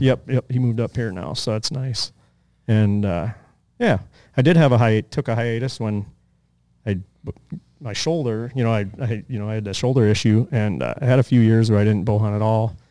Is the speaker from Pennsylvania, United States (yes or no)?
yes; Pennsylvania, United States; moved away as an adult; also born or lived in Colorado / Arizona / Nevada; when we were growing up in Pennsylvania